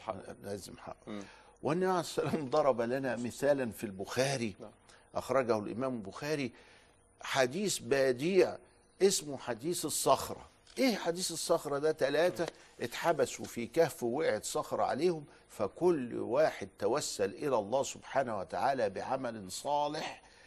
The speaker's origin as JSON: {"language": "Arabic", "region": "Upper Egypt", "country": "Egypt", "said": "عندنا في الصعيد من لهجتنا"}